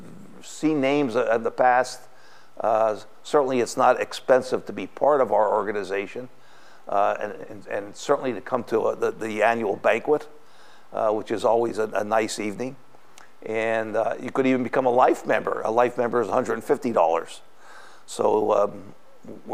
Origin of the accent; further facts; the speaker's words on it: Shenandoah, Pennsylvania, United States; now in Adams County, United States; My hometown is Shenandoah, Pennsylvania. It's up in the coal regions, the northeast part of Pennsylvania